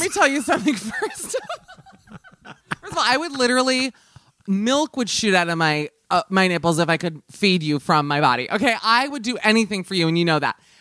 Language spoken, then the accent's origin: English; United States; as an American